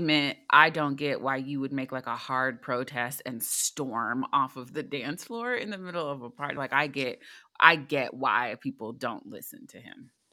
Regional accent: United States

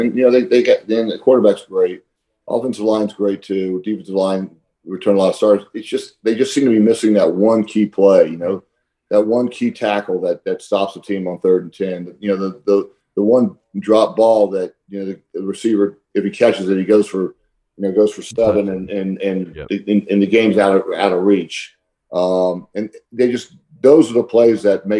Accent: Atlanta, Georgia, United States; when I was growing up in Atlanta

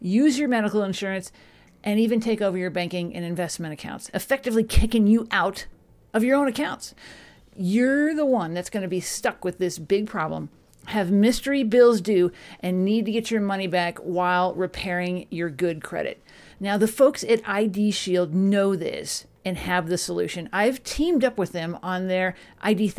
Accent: Dallas, Texas, United States; you're in my hometown of Dallas. That's where I grew up

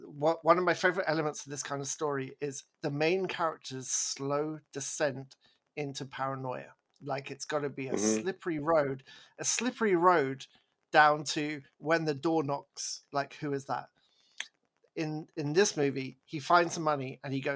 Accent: England, United Kingdom; I'm English

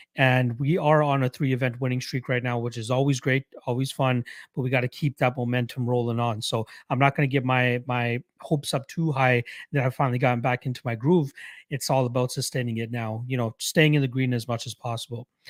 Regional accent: Toronto, Ontario, Canada; my hometown Raptors

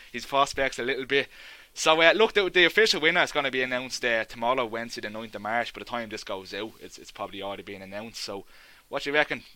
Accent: Dublin, Leinster, Ireland; I'm from Ballyfermer, which is just down the road from Inchicore, and I went to school in Inchicore.

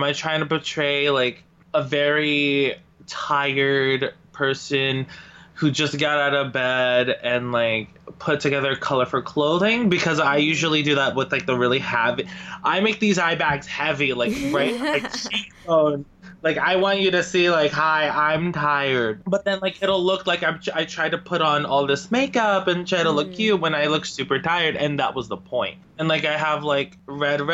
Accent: New Jersey, United States; I come from New Jersey

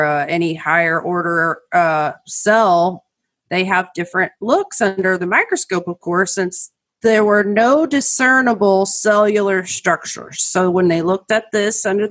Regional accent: Oklahoma, United States; all of my years growing up in Oklahoma

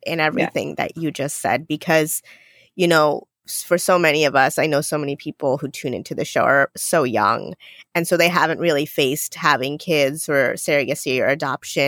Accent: India; first language Gujarati; English is a second language; moved away; I was born in India, my first language was Gujarati

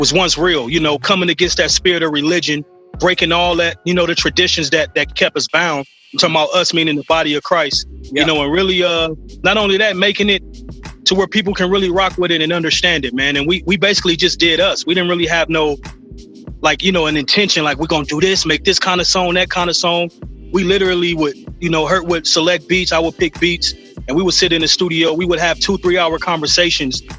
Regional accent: Los Angeles, California, United States; I'm from South Central, man. South Central LA.

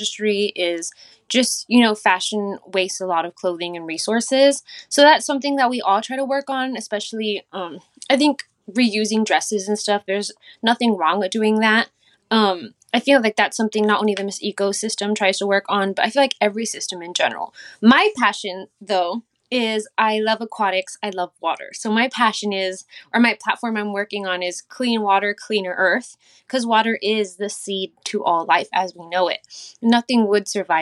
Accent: Texas, United States; growing up in Texas, especially, and really my parents raised me outdoors

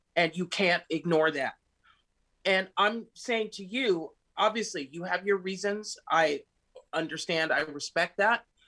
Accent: United States; moved away as an adult; also born or lived in Miami; now in Rome, Italy; I'm an American

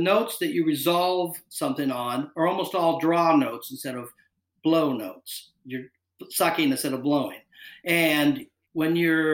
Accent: Bellingham, Washington, United States; moved away as an adult; now in Seattle, United States; I'm from Bellingham

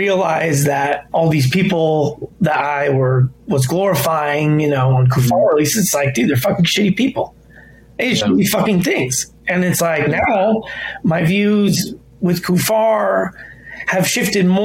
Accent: United States; I didn't grow up in Lebanon. I was born in America

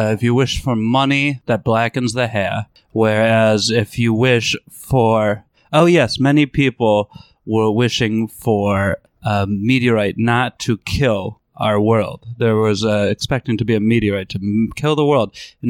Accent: Montana, United States; Americans, even though I'm from Montana, call it propaganda

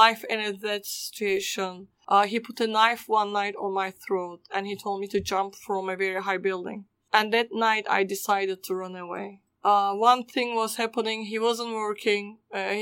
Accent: Istanbul, Turkey; first language Turkish; English is a second language; moved away; I was born in Istanbul, Turkey. I grew up in a Muslim home

